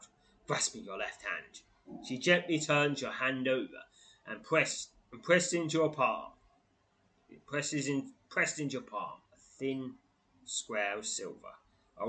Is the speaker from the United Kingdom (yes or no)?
yes; England, United Kingdom; as an English person